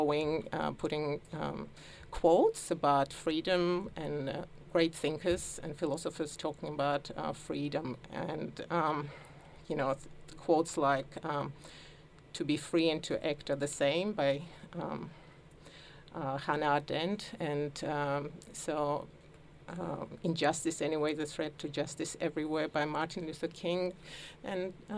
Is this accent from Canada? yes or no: no; Georgia; now in Melbourne, Australia; as a child I sort of lived through a turbulent time of some war, and Georgia. I come from Georgia